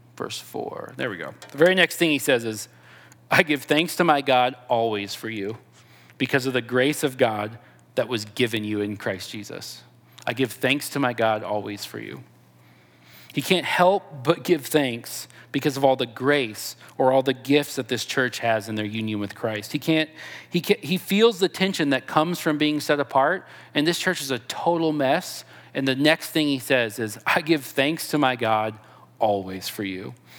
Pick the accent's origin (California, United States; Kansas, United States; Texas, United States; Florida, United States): Texas, United States; I'm from Texas